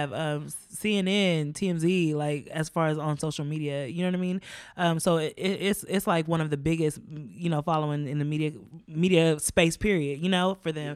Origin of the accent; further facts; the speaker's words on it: United States; I grew up in America as a black woman